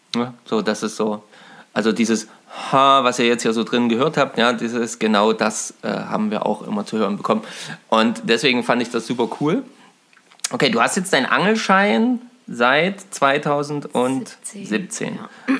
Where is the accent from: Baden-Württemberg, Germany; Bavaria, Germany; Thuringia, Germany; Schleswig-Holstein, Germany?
Thuringia, Germany; Eisenberg; Also wir sind gerade in Eisenberg, das ist übrigens meine Heimatstadt. Ähm, also ich habe ja auch 20 Jahre gewohnt und ähm, bin hier aufgewachsen.